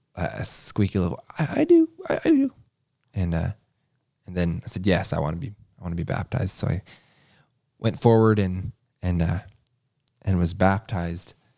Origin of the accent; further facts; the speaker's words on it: Kentucky, United States; I was born in Kentucky, the oldest of eight.